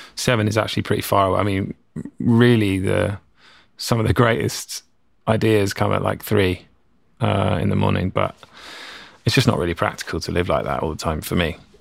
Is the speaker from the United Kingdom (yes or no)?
yes; England, United Kingdom; moved away as an adult; now in California, United States; being English, growing up, we learned to speak a certain way